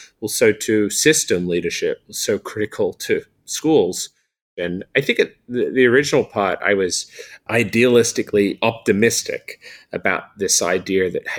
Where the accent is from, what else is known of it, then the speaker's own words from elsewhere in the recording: New South Wales, Australia; But say in my home state of New South Wales here in Australia, we have 2,200 schools.